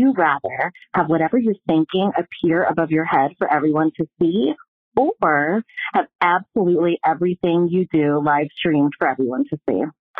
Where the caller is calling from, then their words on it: New York City, New York, United States; calling from New York City.